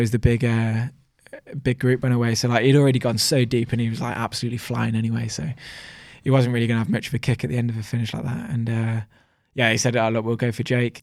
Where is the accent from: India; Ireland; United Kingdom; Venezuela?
United Kingdom; me being a British rider